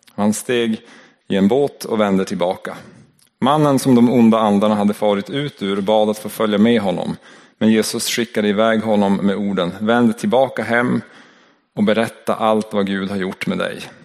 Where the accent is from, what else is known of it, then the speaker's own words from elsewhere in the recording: Norrland, Sweden; accent: Norrland dialect; min norrländska dialekt